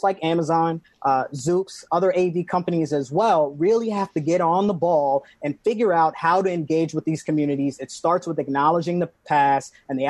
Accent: New York City, New York, United States; moved away; also born or lived in Washington, D.C.; growing up in New York City

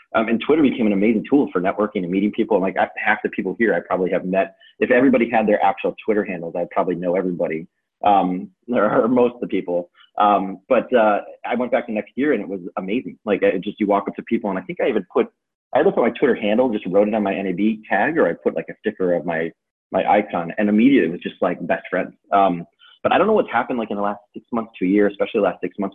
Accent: Chicago, Illinois, United States; growing up in Chicago

